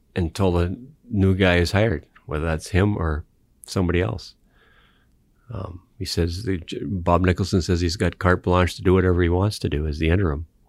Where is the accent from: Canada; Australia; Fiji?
Canada; I'm a Canadian